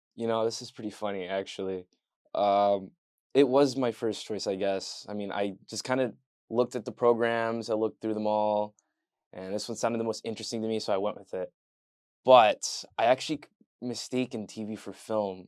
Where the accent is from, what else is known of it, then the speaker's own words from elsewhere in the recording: Leamington, Ontario, Canada; moved away; I'm from a town called Leamington, Ontario